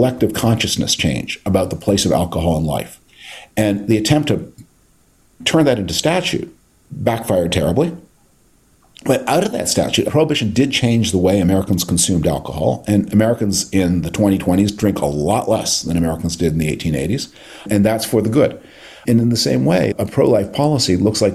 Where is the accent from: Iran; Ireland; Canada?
Canada; moved away; my native Canada